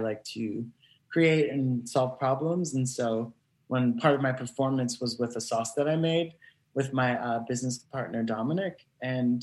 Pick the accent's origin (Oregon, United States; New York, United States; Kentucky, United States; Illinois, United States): New York, United States; as a New Yorker